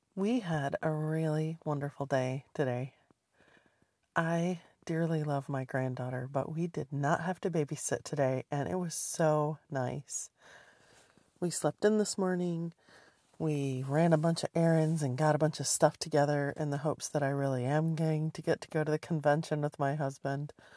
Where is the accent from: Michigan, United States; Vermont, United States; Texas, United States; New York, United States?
Michigan, United States; moved away; when I was growing up in Michigan